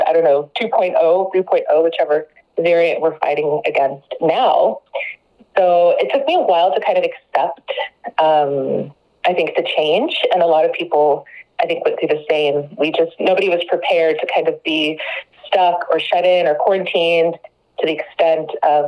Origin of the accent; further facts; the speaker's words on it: Dallas, Texas, United States; moved away as an adult; now in Corsicana, United States; I am originally from Dallas. I was born and raised in the Metroplex